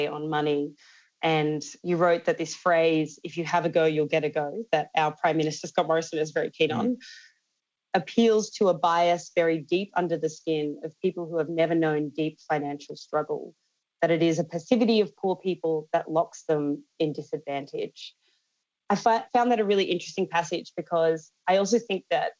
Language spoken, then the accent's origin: English; Australia; growing up in Australia